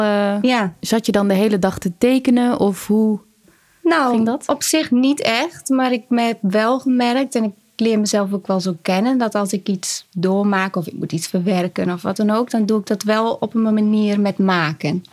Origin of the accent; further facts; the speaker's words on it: Urk, Flevoland, Netherlands; Ik kom uit Urk